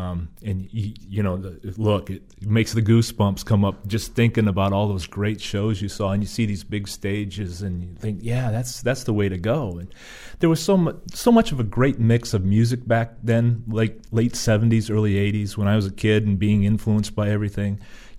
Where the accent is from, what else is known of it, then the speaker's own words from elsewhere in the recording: Frewsburg, New York, United States; I am originally from Frewsburg, New York. I grew up here